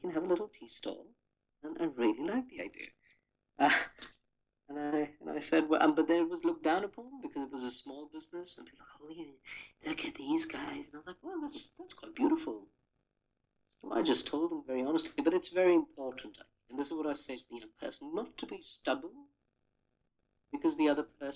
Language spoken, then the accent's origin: English; India; growing up in India